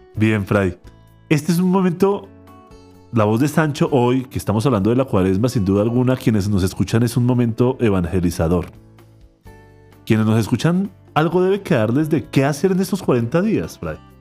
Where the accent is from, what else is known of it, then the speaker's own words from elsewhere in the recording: Colombia; principalmente como colombianos